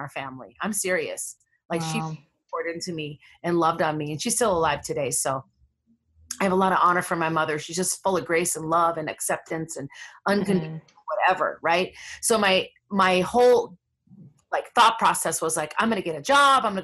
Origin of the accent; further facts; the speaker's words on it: Minneapolis, Minnesota, United States; I'm from Minneapolis, where all the crazy stuff's going on right now. That neighborhood actually was with the neighborhood I grew up